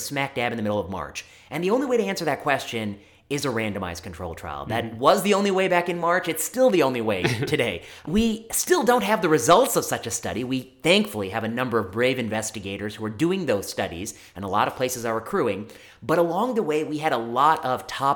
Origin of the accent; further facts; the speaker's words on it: just outside of Chicago, the Midwest, Illinois, United States; also born or lived in Michigan; So I'm from the Midwest, just outside of Chicago, and I did my college not too far from home at Michigan State University.